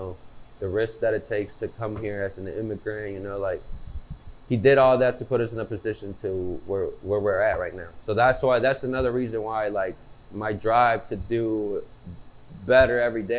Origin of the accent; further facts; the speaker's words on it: United States; born there; even though I'm American because I was born here